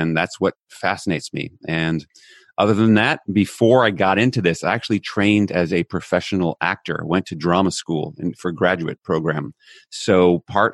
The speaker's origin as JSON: {"language": "English", "country": "United States", "tie": "born or raised there", "moved": "as an adult", "lives_now": "Netherlands", "said": "I'm American by birth. I actually live in Europe right now. I'm in the Netherlands while we're recording this."}